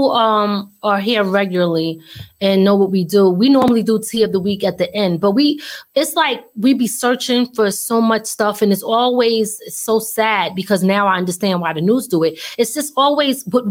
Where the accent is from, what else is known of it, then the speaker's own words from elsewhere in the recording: Philadelphia, Pennsylvania, United States; moved away; I'm originally from Philly